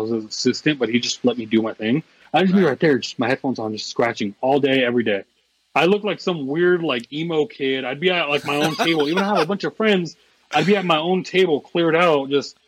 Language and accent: English; Southern Oregon, United States; now in Arizona, United States; I grew up in Southern Oregon